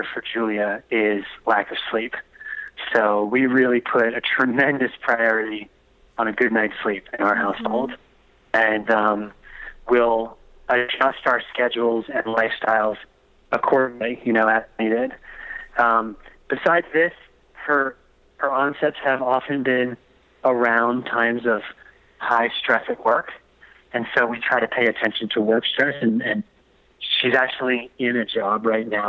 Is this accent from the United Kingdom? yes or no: no; East Coast, United States; also born or lived in Delaware; I'm from the East Coast.